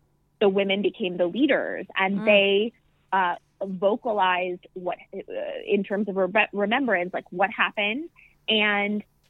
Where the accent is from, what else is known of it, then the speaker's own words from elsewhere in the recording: West Michigan, United States; I grew up in West Michigan